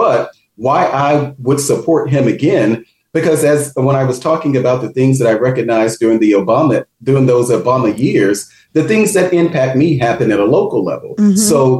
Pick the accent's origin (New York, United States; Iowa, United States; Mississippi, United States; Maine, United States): Mississippi, United States; Definitely in Mississippi. I've had the opportunity to meet with people like my home state senator, Senator Hyde Smith.